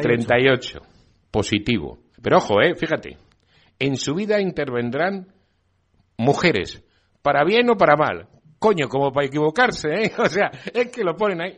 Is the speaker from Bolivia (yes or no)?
no; Spain; Yo me siento muy español